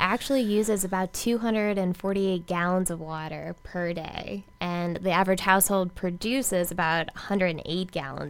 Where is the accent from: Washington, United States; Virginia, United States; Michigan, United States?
Virginia, United States; moved away as an adult; now in Boca Raton, United States; So I'm from Virginia.